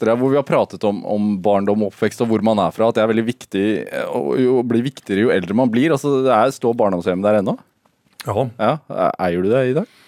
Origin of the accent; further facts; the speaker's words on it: Oslo, Norway; Jeg vokste opp på, på Bygdø.